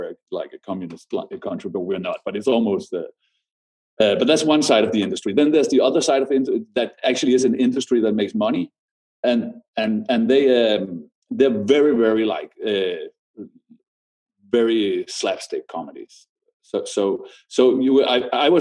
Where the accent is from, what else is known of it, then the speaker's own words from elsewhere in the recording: Denmark; When we are from Denmark, we are very small